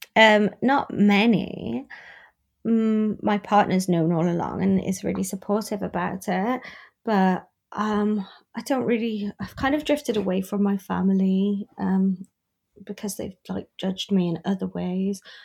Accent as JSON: {"language": "English", "country": "United Kingdom", "lives_now": "Newport, United Kingdom", "said": "as a British person"}